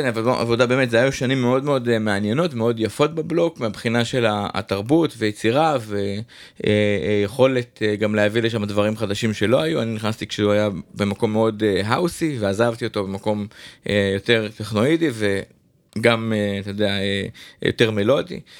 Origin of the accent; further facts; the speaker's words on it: Jerusalem, Jerusalem District, Israel; אני ירושלמי, גדלתי במסדרונות האומן 17.